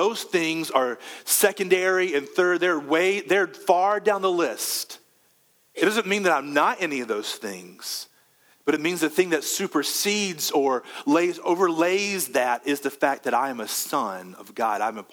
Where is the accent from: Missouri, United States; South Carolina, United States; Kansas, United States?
South Carolina, United States; Conway; I'm from Conway, which is a little bit west from here.